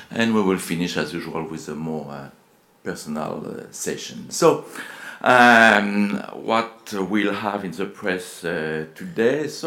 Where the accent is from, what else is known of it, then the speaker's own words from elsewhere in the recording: France; accent: French; English is a second language; You will not escape my French accent.